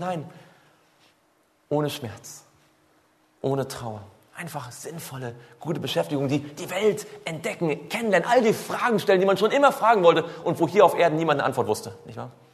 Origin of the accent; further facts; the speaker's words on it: Swabia, Baden-Württemberg, Germany; Ich komme ja aus, aus, aus dem Schwabenländle